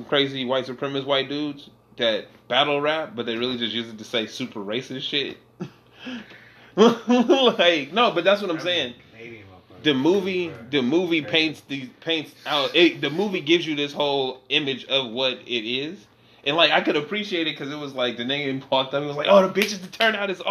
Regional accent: California, United States; I'm from California, nigga. I live by Oakland

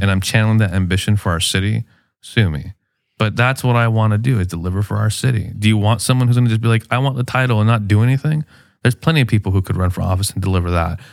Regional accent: Chula Vista, California, United States; I grew up in West Chula Vista, off of J Street on Woodlawn and Kearney

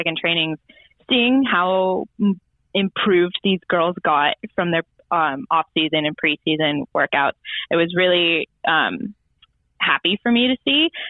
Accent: United States; moved away as an adult; also born or lived in Darwin, Australia; now in Melbourne, Australia; I actually flew in from the States. I went home for a wedding

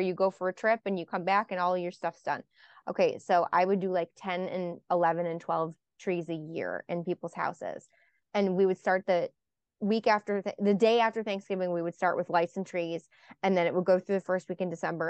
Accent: Buffalo, New York, United States; moved away; I'm from Buffalo originally

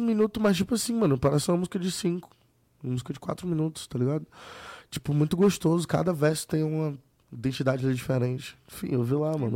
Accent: Fortaleza, Ceará, Brazil; galera de onde eu sou, do Nordeste

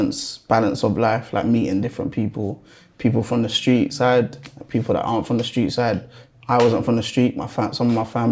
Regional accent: London, United Kingdom; the start for me starts in North London. That's where I was born and raised. Like Highgate, Archway sides, for anyone that knows North London. Pretty decent area. Like, my upbringing was cool.

